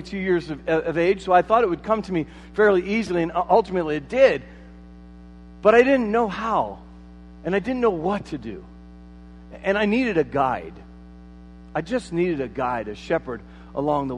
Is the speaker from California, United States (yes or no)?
no; Marion, Iowa, United States; moved away as an adult; also born or lived in Colorado; I'm from Marion, Iowa